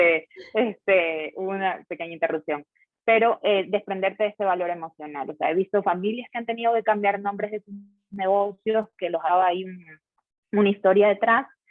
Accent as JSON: {"language": "Spanish", "town": "Guayaquil", "region": "Guayas", "country": "Ecuador", "said": "yo soy de Guayaquil, entonces estaba acá en la regional de Guayaquil"}